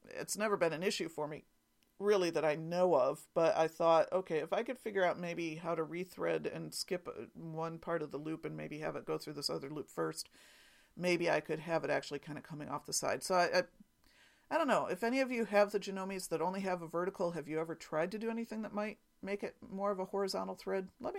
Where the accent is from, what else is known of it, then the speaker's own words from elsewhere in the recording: Penn Yan, New York, United States; accent: New York; I grew up in Penn Yan, so it must be that I recognize that old familiar New York accent.